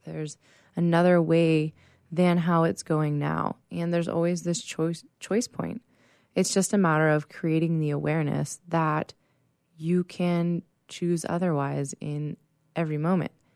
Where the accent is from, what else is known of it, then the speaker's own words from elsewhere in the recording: Pittsburgh, Pennsylvania, United States; now in San Diego, United States; I am originally from Pittsburgh, Pennsylvania